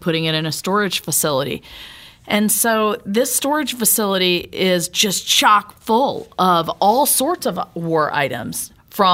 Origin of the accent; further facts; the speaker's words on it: Laurel, Mississippi, United States; moved away; began this Veterans Museum in my hometown of Laurel, Mississippi